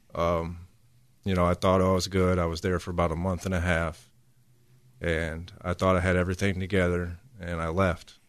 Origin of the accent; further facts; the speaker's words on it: Elgin, South Carolina, United States; moved away as an adult; also born or lived in Perry, Ohio; now in Houston, United States; before I came to Houston, I actually lived in South Carolina in another small town called Elgin. I lived there for about nine to ten years